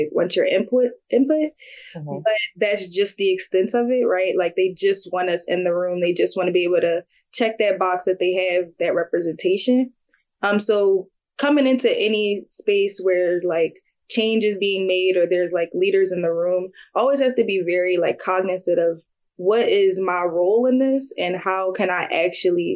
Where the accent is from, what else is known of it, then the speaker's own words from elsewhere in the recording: Philadelphia, Pennsylvania, United States; moved away as an adult; I grew up in North Philly